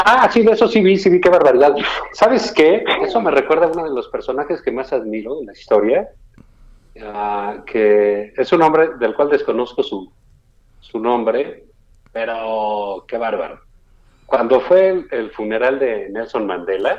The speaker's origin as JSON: {"language": "Spanish", "country": "Mexico"}